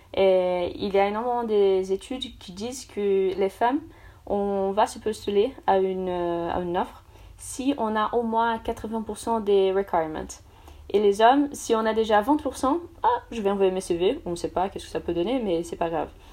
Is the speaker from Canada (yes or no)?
no; São Paulo, Brazil; French is a second language; moved away as an adult; also born or lived in Paris, France; now in France; je suis brésilienne, donc du coup, je viens de São Paulo